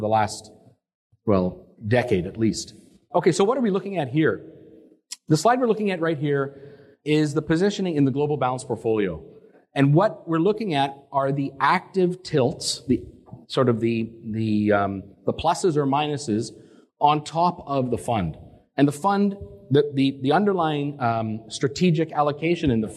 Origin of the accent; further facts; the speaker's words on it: Canada; also born or lived in Boston; I'm Canadian, but I started down in Boston